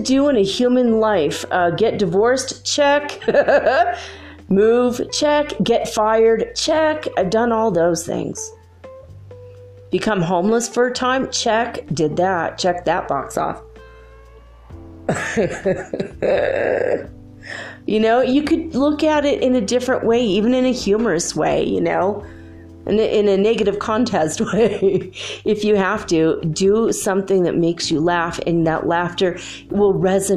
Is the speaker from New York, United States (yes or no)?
no; Paradise, California, United States; my hometown burned to the ground.